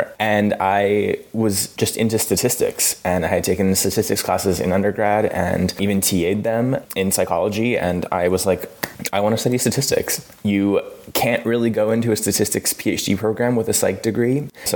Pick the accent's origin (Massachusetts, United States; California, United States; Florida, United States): California, United States; Los Angeles; also born or lived in San Diego; I'm from Los Angeles, California